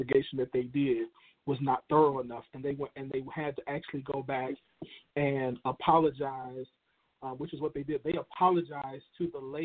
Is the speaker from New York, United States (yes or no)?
no; Chicago, Illinois, United States; Chicago, in my hometown, Chicago